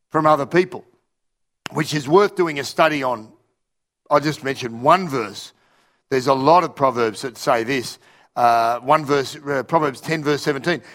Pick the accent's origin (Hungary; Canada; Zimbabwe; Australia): Australia; also born or lived in Russia; I was from Australia